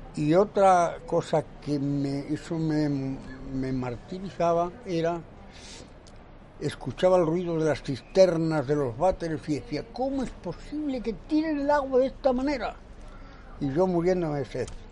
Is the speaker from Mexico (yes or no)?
no; Guijuelo, Castile and León, Spain; Nací en Guijuelo, el pueblo de los jamones